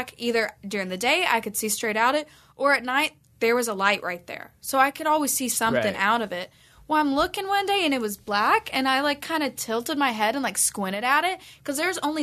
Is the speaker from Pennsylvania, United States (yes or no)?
no; Texas, United States; moved away as an adult; now in Santa Monica, United States; I am from Texas